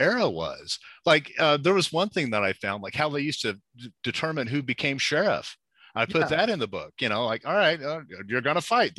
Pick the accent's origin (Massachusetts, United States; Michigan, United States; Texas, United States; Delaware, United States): Texas, United States; born there; now in Albuquerque, United States; No, I was born in Texas, and my parents moved around a lot.